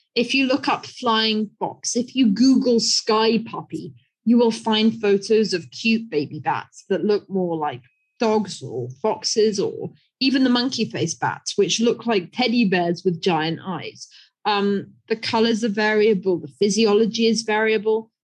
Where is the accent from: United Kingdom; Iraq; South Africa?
United Kingdom; moved away as an adult; now in China; I'm British, and so I grew up on an island